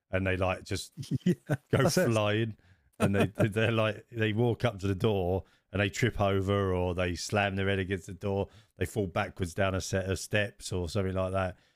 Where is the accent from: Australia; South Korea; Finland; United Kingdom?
United Kingdom; You know, we moan we moan about it being cold, and then we moan about it being hot. We're so British.